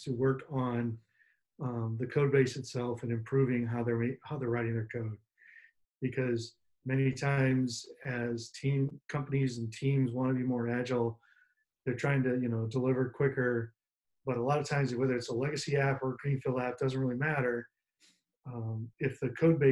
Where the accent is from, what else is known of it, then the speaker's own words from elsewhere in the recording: Des Moines, Iowa, United States; I'm from Des Moines, Iowa